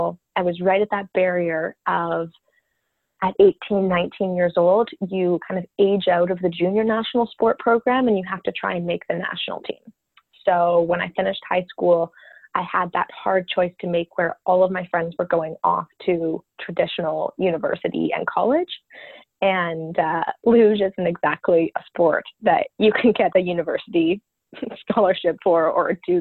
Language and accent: English; Calgary, Alberta, Canada; also born or lived in New York City; I grew up in Calgary, Alberta, close to the mountains. And yeah, that was home base for me my whole life